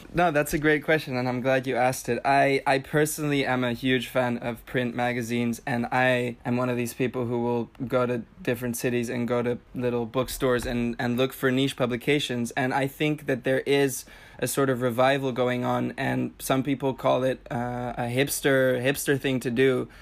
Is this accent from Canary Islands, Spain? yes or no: yes; Tenerife, Canary Islands, Spain; moved away as an adult; also born or lived in Amsterdam; I grew up in Spain, in the Canary Islands in Tenerife